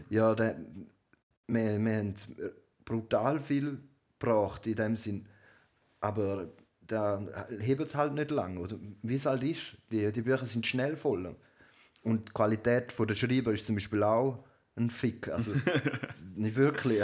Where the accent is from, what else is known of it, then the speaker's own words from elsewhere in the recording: Switzerland; bei uns in der Schweiz